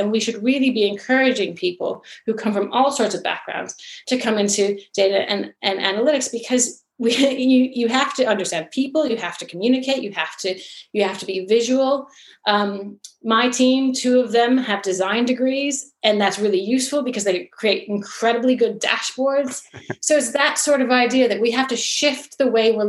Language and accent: English; United States; now in England, United Kingdom; growing up in the United States